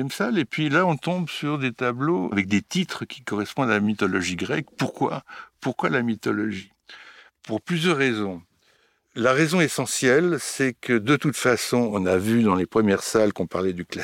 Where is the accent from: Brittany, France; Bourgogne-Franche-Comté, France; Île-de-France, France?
Bourgogne-Franche-Comté, France; autant mon enfance en Bourgogne avec un oncle un oncle alcoolique, un oncle génial, un oncle qui faisait de l'art brut